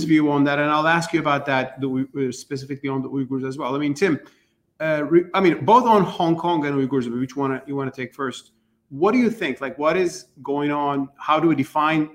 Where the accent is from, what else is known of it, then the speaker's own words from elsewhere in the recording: Turkey; I'm from Turkey